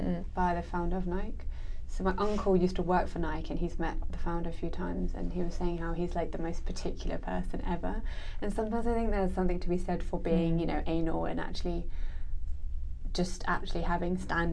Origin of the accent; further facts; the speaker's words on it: Hong Kong; now in Singapore; I'm originally from Hong Kong